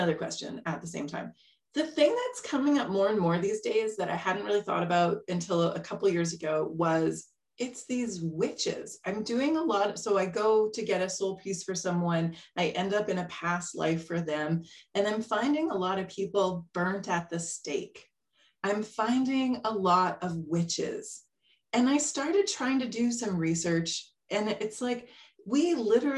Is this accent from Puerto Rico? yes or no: no; Winnipeg, Manitoba, Canada; now in Victoria, Canada; I'm from Winnipeg, Manitoba